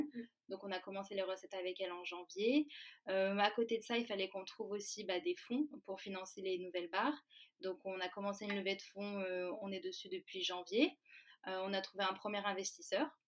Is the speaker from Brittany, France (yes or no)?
no; Valence, Auvergne-Rhône-Alpes, France; moved away as an adult; now in Paris, France; de base moi je suis de Valence